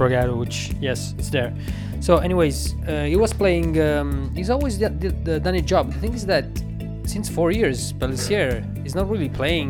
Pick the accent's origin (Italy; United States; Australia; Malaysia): Italy; Campania; English is a second language; I'm from Campania